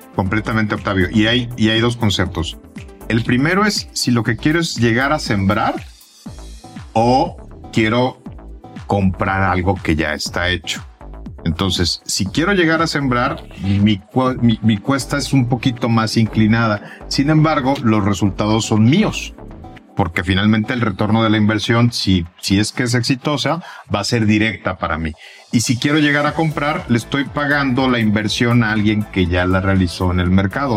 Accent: Mexico

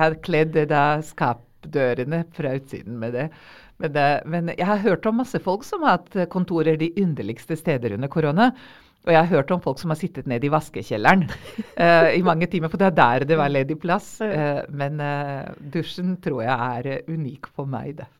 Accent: Vojvodina, Serbia; Norwegian is a second language; now in Norway; jeg er opprinnelig eh, fra gamle Jugoslavia

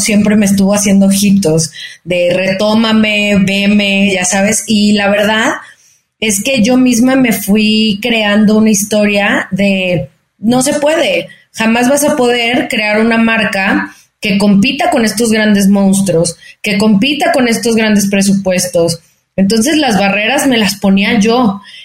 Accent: Guadalajara, Jalisco, Mexico; moved away as an adult; now in Mexico City, Mexico; soy una mexicana, nacida en Guadalajara, tapatía de corazón, pero chilanga. Eh, ahora tengo ya casi 14 años viviendo en la Ciudad de México

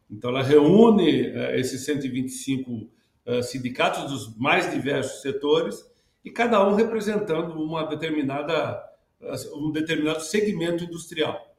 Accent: Santa Bárbara d'Oeste, São Paulo, Brazil; eu sou do interior do estado de São Paulo, lá de Santa Bárbara

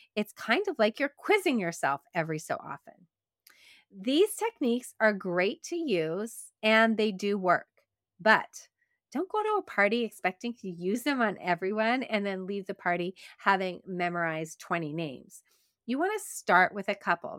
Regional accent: Quebec, Canada; accent: Canadian; I grew up in Quebec, and in Quebec, it's predominantly Francophone.

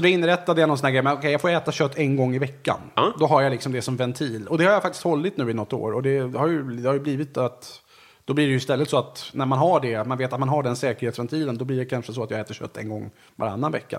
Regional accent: Resarö, Stockholm County, Sweden; jag kommer alltså från en liten ö som heter Resarö som ligger utanför Vaxholm då, där jag är uppvuxen.

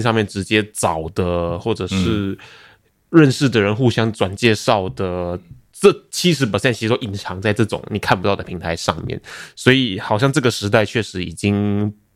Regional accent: Malaysia; also born or lived in Taiwan; now in Singapore; 我是台湾人，然后呢，我在马来西亚长大

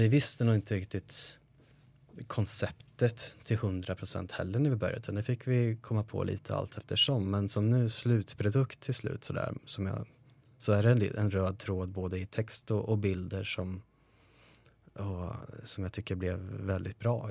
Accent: Karlskoga, Örebro County, Sweden; moved away as an adult; de tjejerna och killarna som jag hade hemma i Karlskoga

